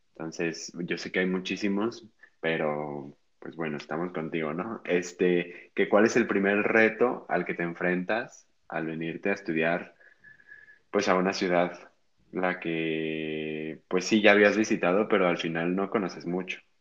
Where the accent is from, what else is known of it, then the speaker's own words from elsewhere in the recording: Guadalajara, Jalisco, Mexico; yo soy de aquí de Guadalajara